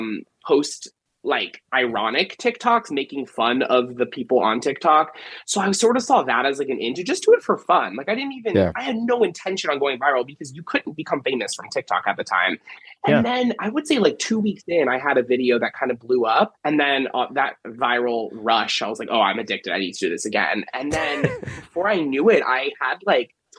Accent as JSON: {"language": "English", "town": "Miami", "region": "Florida", "country": "United States", "tie": "born or raised there", "moved": "as an adult", "lives_now": "Philadelphia, United States", "said": "Growing up in Miami, like, you know, I got spoiled with the city life"}